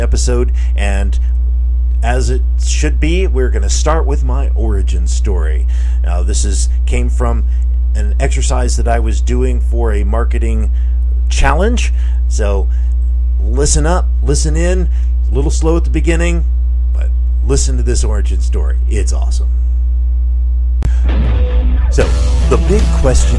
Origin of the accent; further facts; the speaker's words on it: Dunnellon, Florida, United States; also born or lived in Ocala, Florida / Omaha, Nebraska; I'm a farm boy from Dunellen, Florida. And I was born in Ocala, Florida and raised on a farm